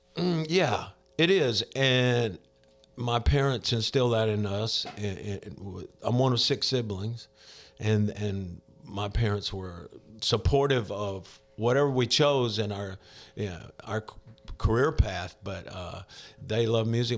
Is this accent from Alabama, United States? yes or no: yes; Mobile, Alabama, United States; born and raised in Alabama. Grew up in Mobile, Alabama, down on the coast.